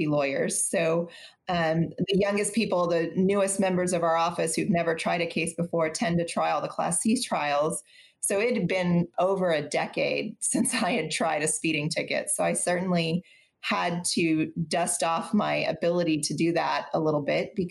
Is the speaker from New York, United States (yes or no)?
no; Austin, Texas, United States; I'm from Austin. I'm a native Austinite, born and raised here